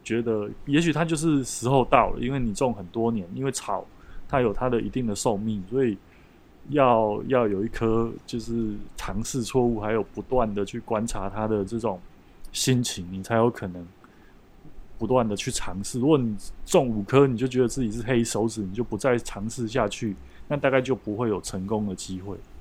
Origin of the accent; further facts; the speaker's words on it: Taiwan; 我们过去台湾很喜欢用韩籍来比喻我们台湾人的这个刻苦的精神